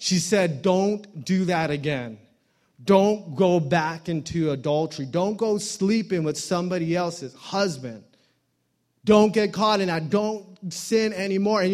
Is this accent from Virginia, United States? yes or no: no; Hawaii, United States; I'm from Hawaii